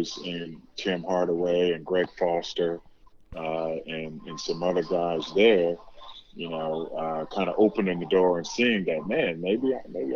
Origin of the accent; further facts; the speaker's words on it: Oakland, California, United States; moved away as an adult; I'm from Oakland, California